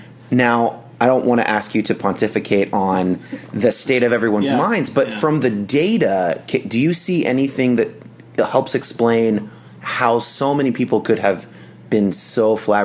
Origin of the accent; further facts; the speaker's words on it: San Jose, California, United States; I was from California. But I even want to retell it in that voice because I was an evangelical in San Jose, California